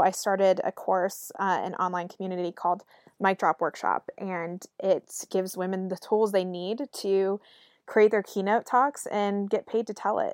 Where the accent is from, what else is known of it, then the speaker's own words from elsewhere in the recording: Raleigh, North Carolina, United States; moved away as an adult; I'm from Raleigh, North Carolina